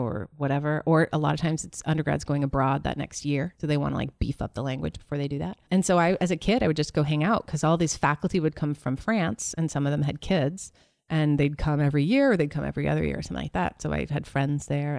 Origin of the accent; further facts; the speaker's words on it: Middlebury, Vermont, United States; moved away as an adult; also born or lived in Williamstown, Massachusetts; I grew up in Vermont. I was there till college.